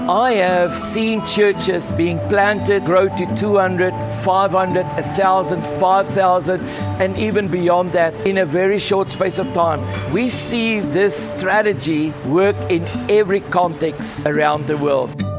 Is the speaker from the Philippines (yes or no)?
no; South Africa; now in Australia; was born and raised in South Africa, but a citizen of Australia nowadays.